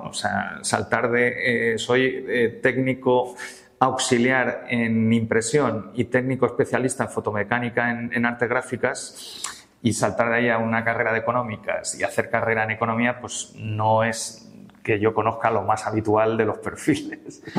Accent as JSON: {"language": "Spanish", "town": "Madrid", "region": "Community of Madrid", "country": "Spain", "tie": "born or raised there", "also_born_or_lived": "Palencia", "said": "enseguida vinimos a Madrid, yo llegué a Madrid con nueve meses, me he criado en Madrid realmente"}